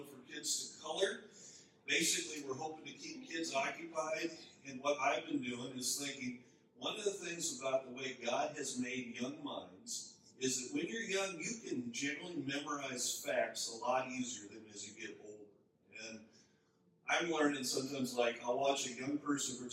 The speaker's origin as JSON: {"language": "English", "region": "Minnesota", "country": "United States", "tie": "born or raised there", "also_born_or_lived": "Chicago / overseas", "moved": "as an adult", "lives_now": "North Dakota, United States", "said": "I grew up in Minnesota"}